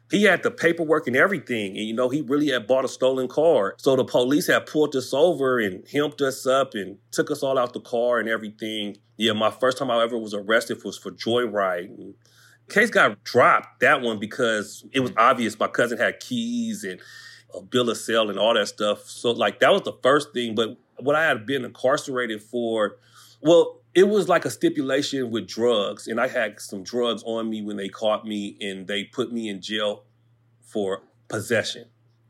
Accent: Pomona, California, United States; I grew up all over the place. I kind of moved around, but I'll say that I'm from Pomona. You know what I mean? That's the city I represent.

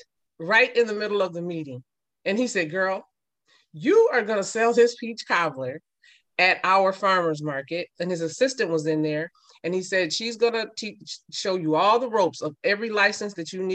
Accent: Minneapolis, Minnesota, United States; also born or lived in St. Paul, Minnesota; I was born in St. Paul, Minnesota, and raised in Minneapolis, Minnesota.

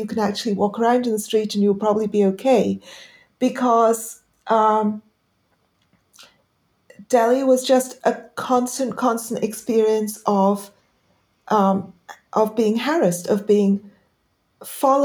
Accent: London, United Kingdom; also born or lived in Pakistan; I grew up initially in Pakistan, but most of this happened actually after I came to the U.K.

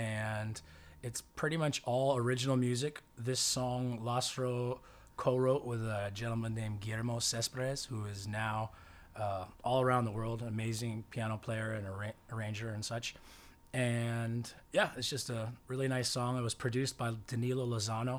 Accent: Cupertino, California, United States; I grew up in Northern California in Cupertino

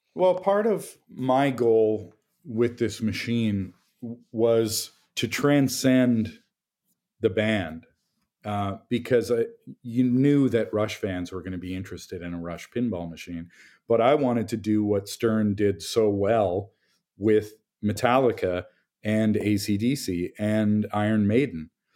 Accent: Toronto, Ontario, Canada; I'm from Toronto

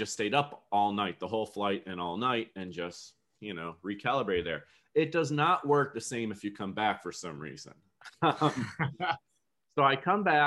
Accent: outside of Buffalo, New York, United States; I grew up in outside of Buffalo, New York, so Western New York area

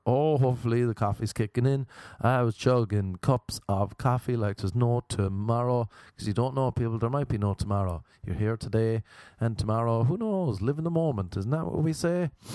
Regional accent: Ireland; also born or lived in Cork; now in Los Angeles, United States; Radiators were a big thing growing up in Ireland

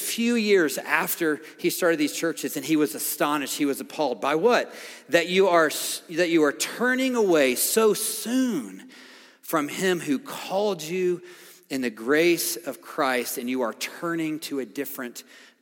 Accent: a little farm town outside of Nashville, Tennessee, United States; I grew up in Nashville, Tennessee, a little farm town outside of Nashville

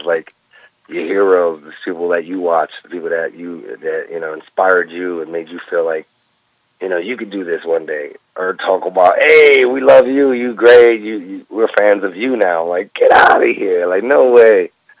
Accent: New York City, New York, United States; I'm from Brooklyn, New York.

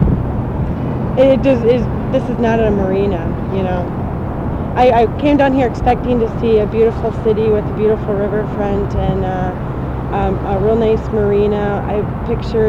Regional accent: Madison, Wisconsin, United States; We're actually from Madison, Wisconsin

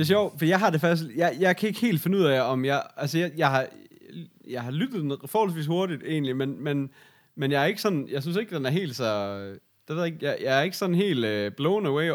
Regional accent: Aarhus, Central Denmark Region, Denmark; Sådan gjorde vi ikke hjemme i Aarhus

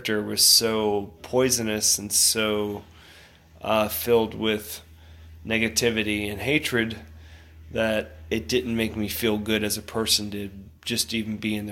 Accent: Sarasota, Florida, United States; growing up in Sarasota

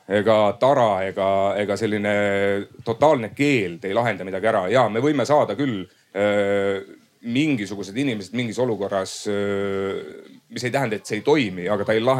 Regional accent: South Estonia, Estonia; mina olen ka Lõuna-Eestist

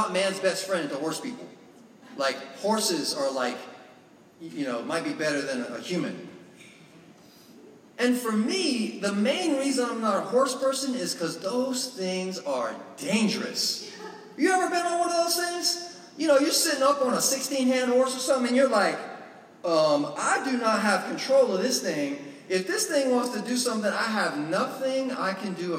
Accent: Florida, United States; moved away; I grew up in Florida

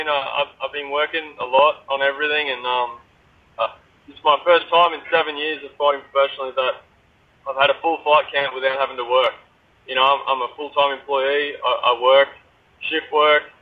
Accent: Australia; I'm an Aussie man.

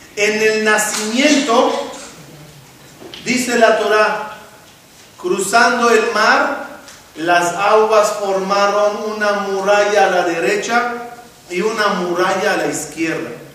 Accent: Israel; born or raised there; now in Mexico

